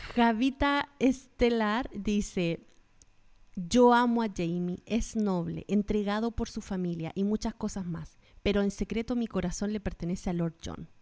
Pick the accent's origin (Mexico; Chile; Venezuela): Chile; now in United States; las dos somos chilenas viviendo en Estados Unidos